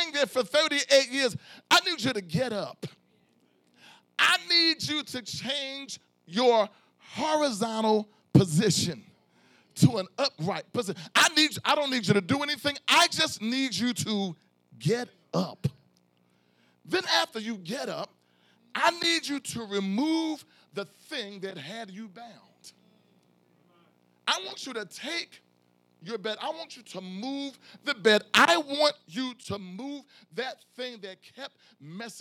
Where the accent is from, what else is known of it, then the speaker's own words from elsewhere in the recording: Philadelphia, Pennsylvania, United States; I'm from South Philly